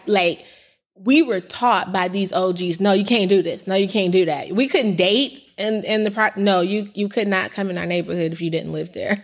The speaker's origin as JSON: {"language": "English", "region": "Indiana", "country": "United States", "also_born_or_lived": "California", "said": "when I came back from California to Indiana, um, at eighteen"}